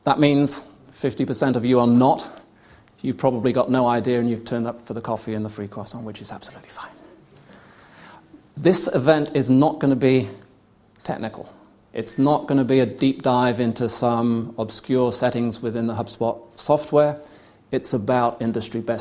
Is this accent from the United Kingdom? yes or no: yes; United Kingdom; I'm British